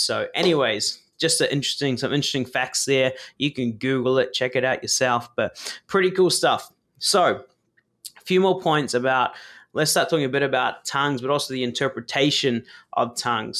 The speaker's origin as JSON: {"language": "English", "country": "New Zealand", "tie": "born or raised there", "said": "I was born in New Zealand"}